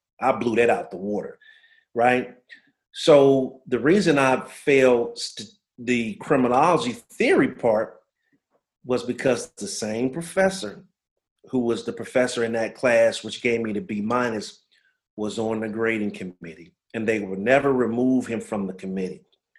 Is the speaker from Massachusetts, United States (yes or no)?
no; New Orleans, Louisiana, United States; As you alluded to … I'm from New Orleans, Louisiana. Son of a person who was in the military for 23 years. So we moved around a lot growing up.